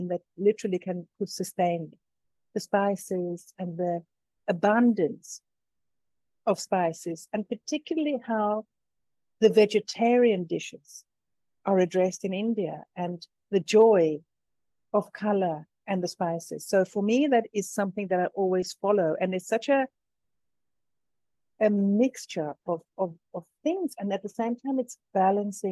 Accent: South Africa; moved away as an adult; also born or lived in London; now in Tuscany, Italy; I was born in London. My mom is from Finland. My dad is Greek Cypriot. I grew up in South Africa, and I live in Tuscany now.

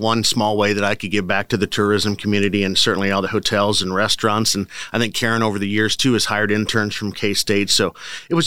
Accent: Eastern Iowa, United States; moved away as an adult; also born or lived in Ames, Iowa; now in Manhattan, Kansas, United States; I'm from Iowa, Eastern Iowa originally. So tourism is certainly a big part of my background, having grown up in a tourist area in Iowa.

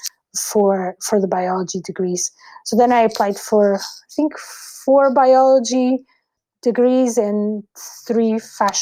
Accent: Lisbon, Portugal; I was brought up in Lisbon, and I was born in Lisbon, which is the capital of Portugal

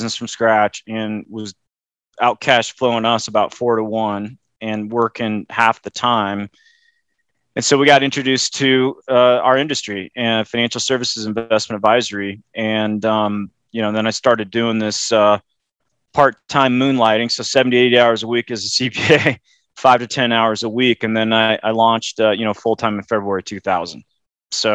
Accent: Loveland, Colorado, United States; growing up in Loveland, Colorado, which is 60 miles north of Denver

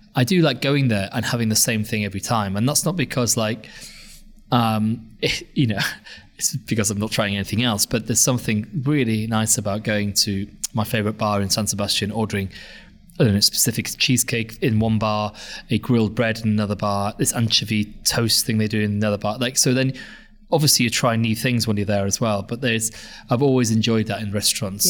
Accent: Anglesey, North Wales, United Kingdom; now in London, United Kingdom; when I was growing up in Wales

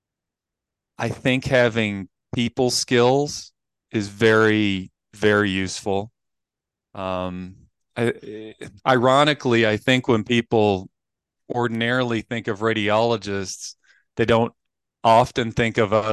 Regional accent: Appalachian Mountains, United States; I grew up in the Appalachian Mountains

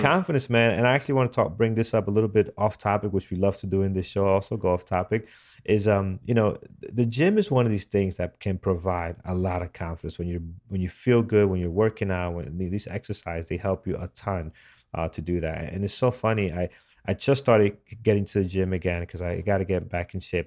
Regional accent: New York City, New York, United States; here, uh, in my, my hometown

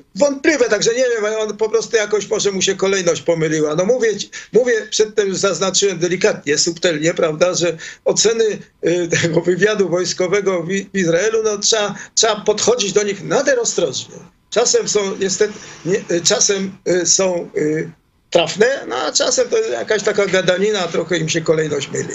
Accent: Poland; accent: Polish; moved away as an adult; now in Israel; wyjechałem z Polski mając 21 lat

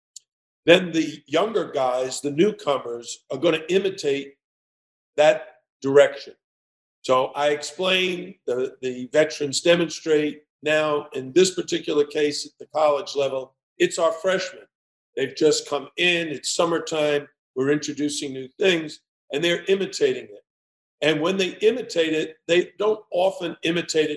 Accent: New York City, New York, United States; I grew up in New York City

